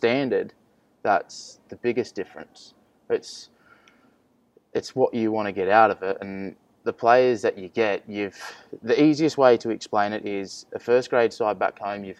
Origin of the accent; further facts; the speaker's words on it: Penrith, New South Wales, Australia; I'm from Penrith